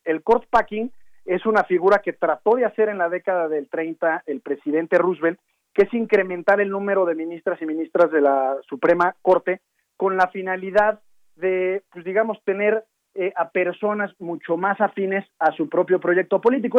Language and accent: Spanish; Mexico; nosotros como mexicanos